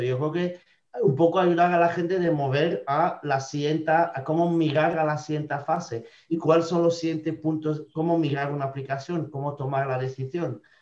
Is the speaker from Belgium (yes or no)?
yes; Belgium; Spanish is a second language; moved away as an adult; now in Spain; soy de Bélgica originalmente, me llevo casi 10, años en España